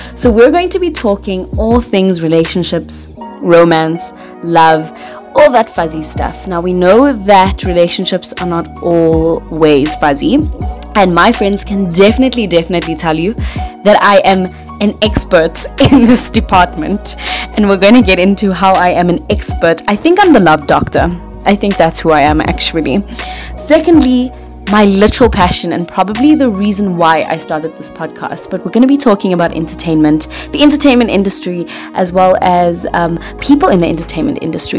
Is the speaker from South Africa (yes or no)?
yes; Johannesburg, Gauteng, South Africa; I'm from South Africa, the west of Johannesburg. Yes, I am a proud girl from Joburg.